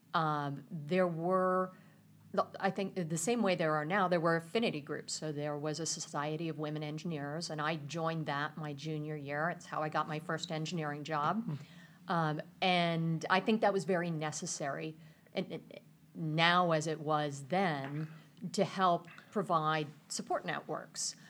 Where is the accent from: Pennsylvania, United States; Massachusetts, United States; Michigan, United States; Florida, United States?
Pennsylvania, United States; Mechanicsburg; moved away as an adult; also born or lived in California; I grew up in Mechanicsburg, Pennsylvania